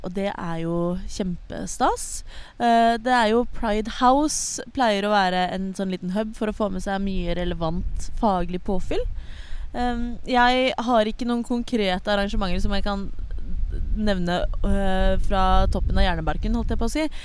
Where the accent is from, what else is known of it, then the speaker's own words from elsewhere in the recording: Oslo, Norway; ellers så er jeg fra Oslo